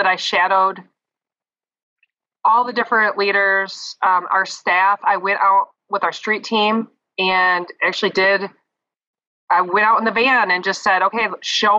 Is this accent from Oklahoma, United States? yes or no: no; Brighton, Michigan, United States; also born or lived in Ann Arbor, Michigan; now in Lansing, United States; I'm from Brighton, but then I went to Ann Arbor for school